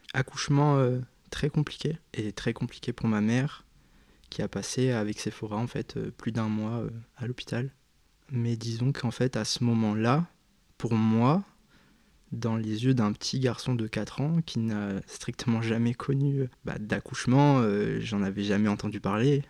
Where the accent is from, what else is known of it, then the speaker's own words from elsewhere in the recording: Cap-d'Ail, Provence-Alpes-Côte d'Azur, France; moved away as an adult; J'ai vécu pendant 18 ans euh, à Cap d'Aille. Donc ça parlera à très peu de gens, mais euh, c'est une commune euh, qui se situe dans le sud de la France